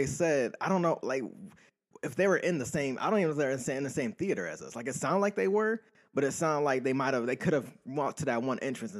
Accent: Buffalo, New York, United States; growing up in Buffalo

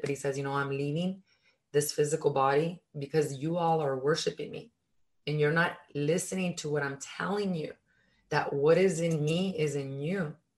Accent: Mexico; I was born in Mexico, and in our culture

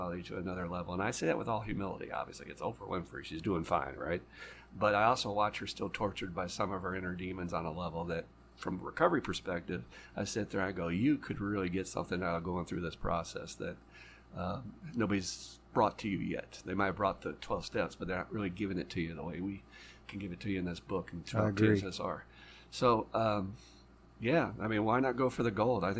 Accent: Louisville, Kentucky, United States; in my hometown

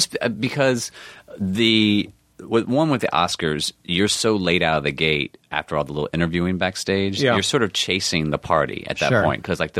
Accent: North Carolina, United States; moved away; Now, I'm from North Carolina.

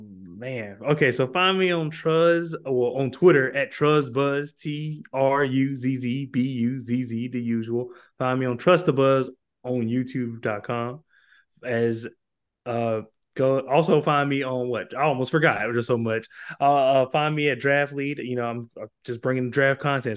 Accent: Georgia, United States; also born or lived in Columbus, Georgia; I'm from Georgia, and I live in a part in Georgia, I live in Columbus

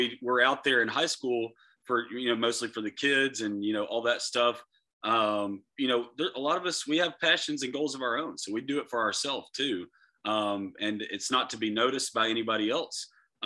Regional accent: Florida, United States; also born or lived in Lakeland, Florida; I'm from Florida. Lakeland, Florida is where I live

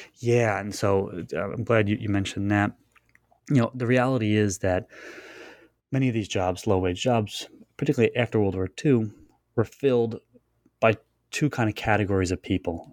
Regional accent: Long Island, New York, United States; I grew up there, spent most of my life uh, on Long Island

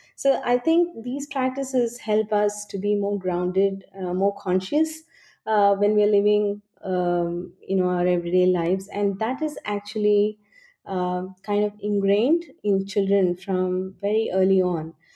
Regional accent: India

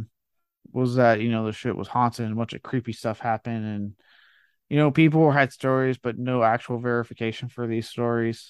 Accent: Blanco, Texas, United States; my hometown, Blanco, Texas

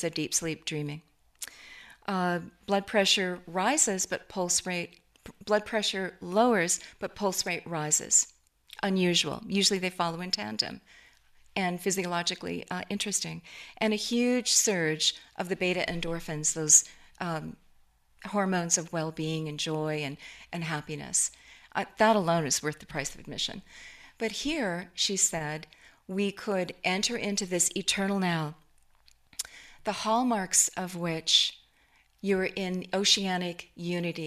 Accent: Seattle, Washington, United States; Seattle, which is my hometown and where we were.

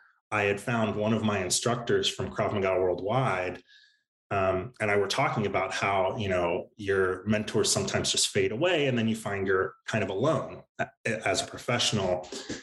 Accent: Central Maryland, United States; I grew up in Central Maryland outside of DC, kind of average suburban life

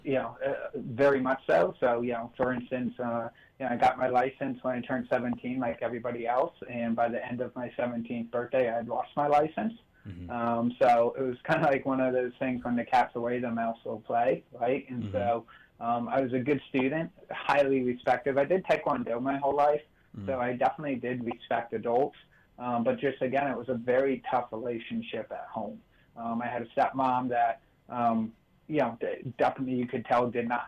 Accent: United States; I grew up right outside New York City

